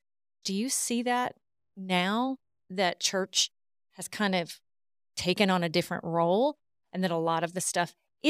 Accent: the South, United States; growing up in the South, weren't allowed to think outside those walls of the church.

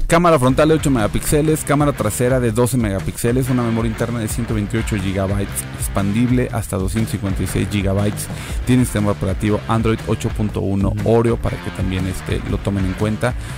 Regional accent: Tamaulipas, Mexico; yo soy de Tamaulipas, soy, soy del rancho

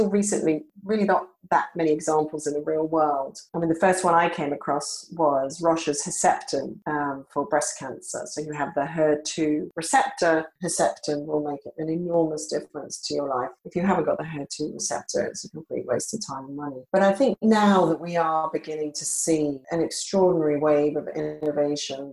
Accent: Australia; moved away; my early career was as a journalist in Australia, where I'm originally from. You can probably hear from my accent

